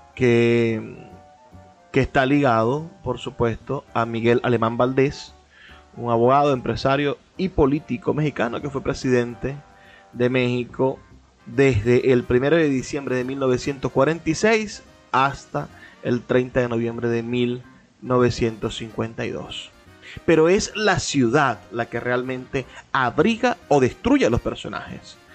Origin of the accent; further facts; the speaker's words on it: Venezuela; lo que somos como venezolanos